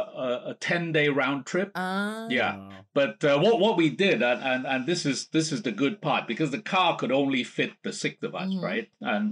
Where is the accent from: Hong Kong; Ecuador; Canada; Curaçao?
Hong Kong; also born or lived in England; now in Beijing, China; I'm originally from Hong Kong.